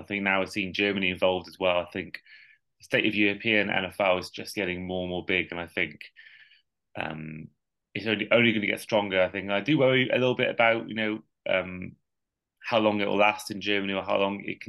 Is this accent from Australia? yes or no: no; Wales, United Kingdom; as a Welshman